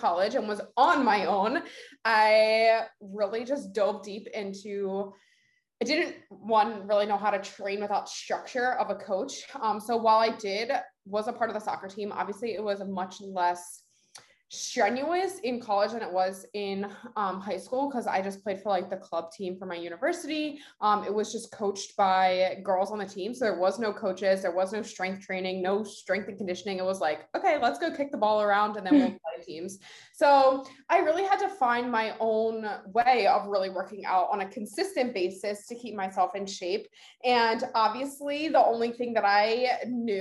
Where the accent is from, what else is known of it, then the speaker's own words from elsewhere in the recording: Delaware, United States; moved away as an adult; now in New Jersey, United States; Grew up in Delaware. That's where I went to college. That's where I was born and raised